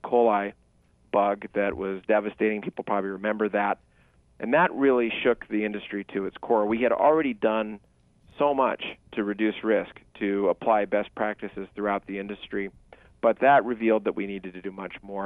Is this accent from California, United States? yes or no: yes; Sacramento, California, United States; now in Orange County, United States; I was born and raised in Sacramento in the city